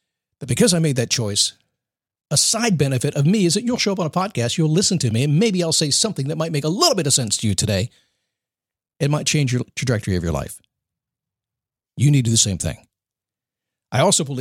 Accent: United States; I'm an American

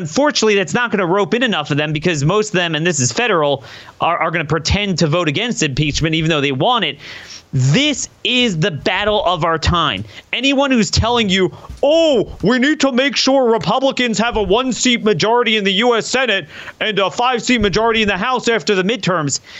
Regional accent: Maryland, United States; my home state of Maryland

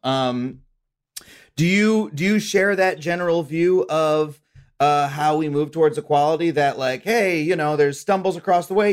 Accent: United States; as an American

